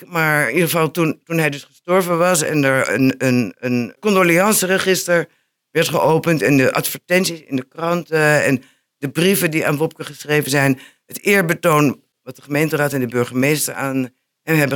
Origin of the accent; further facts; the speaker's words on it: Enschede, Overijssel, Netherlands; ik ben een geboren Enschedeër.